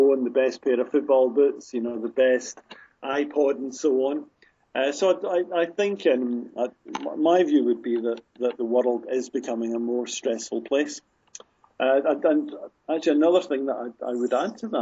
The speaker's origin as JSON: {"language": "English", "town": "Glasgow", "region": "Scotland", "country": "United Kingdom", "tie": "born or raised there", "said": "my hometown of Glasgow"}